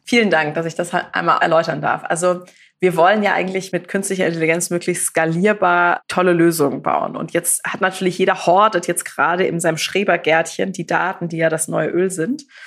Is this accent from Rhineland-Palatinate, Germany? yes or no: no; Karlsruhe, Baden-Württemberg, Germany; ich bin ja aus Karlsruhe